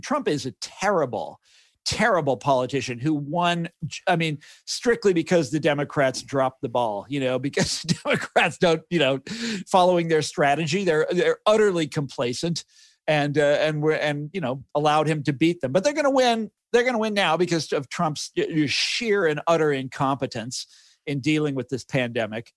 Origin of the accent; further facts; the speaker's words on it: Kansas City, United States; growing up in Kansas City